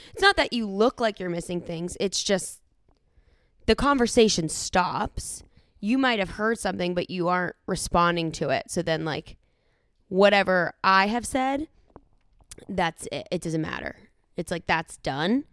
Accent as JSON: {"language": "English", "town": "Pittsburgh", "region": "Pennsylvania", "country": "United States", "tie": "born or raised there", "moved": "yes", "lives_now": "Los Angeles, United States", "said": "I grew up in Pittsburgh."}